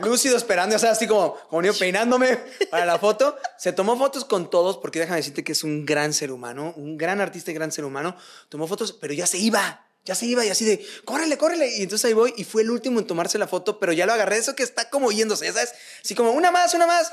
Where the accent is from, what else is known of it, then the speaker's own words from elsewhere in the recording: Michoacán, Mexico; yo que soy de Michoacán